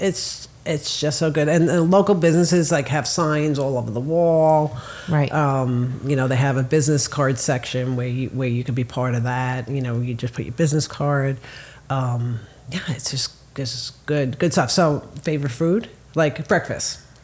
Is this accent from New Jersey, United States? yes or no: yes; New Jersey, United States; now in Florida, United States; growing up in New Jersey, like we had diners all over the place